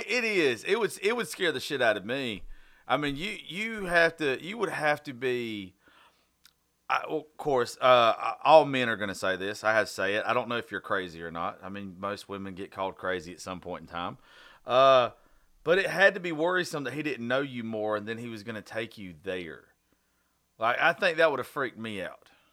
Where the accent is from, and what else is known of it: Southern, United States; accent: Southern